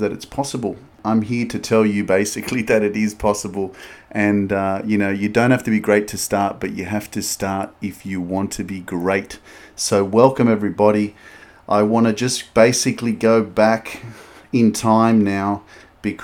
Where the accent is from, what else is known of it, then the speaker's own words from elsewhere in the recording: Sydney, New South Wales, Australia; also born or lived in Newcastle, Australia; I grew up in Sydney, Australia. I grew up in a suburb called Lakemba